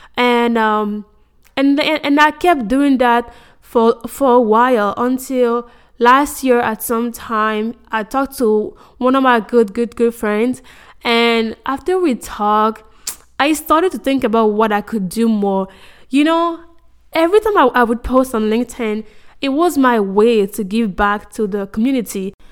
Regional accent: Côte d’Ivoire; moved away as an adult; now in United States; I was born and raised in Cote d'Ivoire, Ivory Coast.

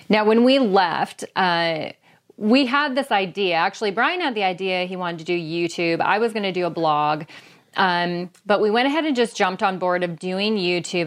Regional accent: Bellingham, Washington, United States; here in my hometown of Bellingham, Washington.

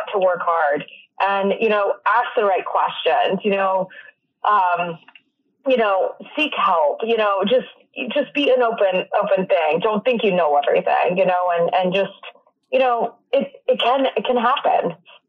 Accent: North Carolina, United States; also born or lived in California, United States; I was born in California, then ended up in Eastern North Carolina. Started taking lessons in Newport. A little shout out to Havelock, North Carolina.

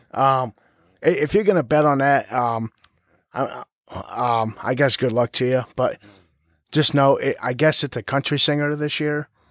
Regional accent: Ohio, United States; I'm from Ohio

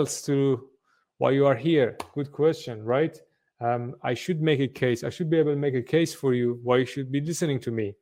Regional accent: Iran; moved away as an adult; also born or lived in Sweden; now in Berlin, Germany; originally from Iran, been in Berlin for, God knows, over a decade now.

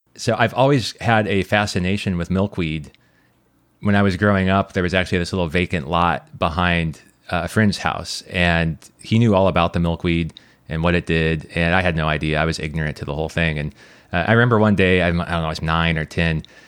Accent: Nebraska, United States; moved away; I grew up in Nebraska

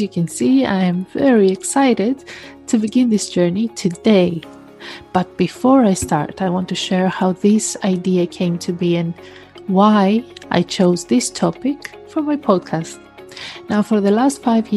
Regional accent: Greece; also born or lived in United Kingdom; I was born in the UK, but I was raised in Greece

